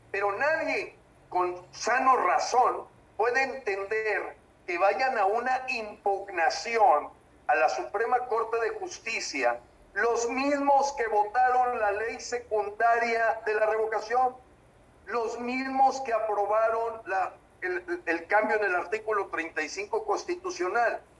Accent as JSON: {"language": "Spanish", "country": "Mexico", "said": "Claro que somos la piedra en el zapato y somos los mexicanos que siempre hemos sido congruentes"}